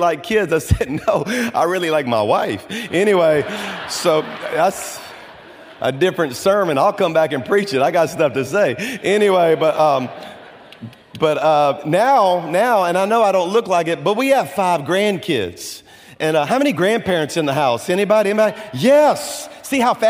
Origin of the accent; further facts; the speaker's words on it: Baton Rouge, Louisiana, United States; moved away as an adult; now in Birmingham, United States; I was born and raised in Baton Rouge, went to LSU